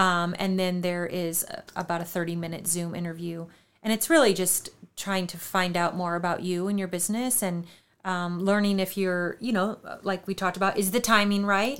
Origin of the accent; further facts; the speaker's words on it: New Hampton, Iowa, United States; moved away; I grew up in New Hampton